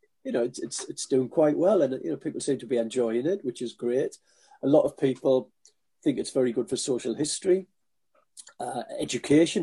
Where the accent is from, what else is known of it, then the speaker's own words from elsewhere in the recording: Sunderland, North East England, United Kingdom; I was born in Sunderland